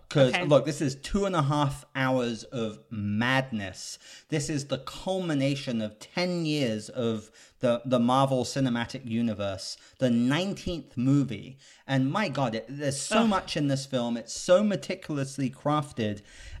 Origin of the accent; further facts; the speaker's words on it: England, United Kingdom; So I'm British, and Jenny, Miss Money Jenny, is actually German, but I don't even think of her as German because we grew up in England together.